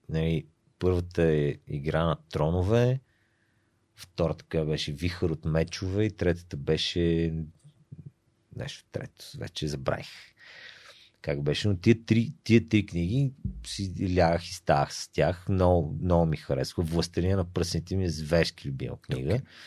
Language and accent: Bulgarian; Sofia, Sofia City, Bulgaria; сме си софиянци